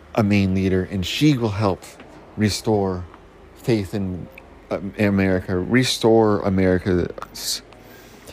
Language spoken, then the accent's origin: English; Canada; We're Canadian